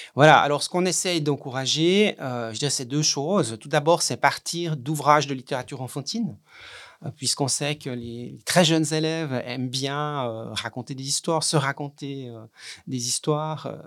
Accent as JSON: {"language": "French", "country": "Switzerland", "said": "chez nous en Suisse"}